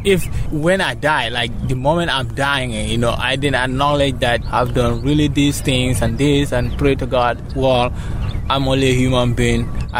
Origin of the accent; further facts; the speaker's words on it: Gambia; Gambia, West Africa.